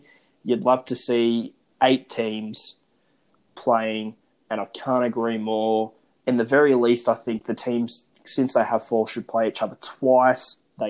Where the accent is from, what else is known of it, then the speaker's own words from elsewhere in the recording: Australia; Well, for me, and I'd argue a lot of the listeners, back home to Australia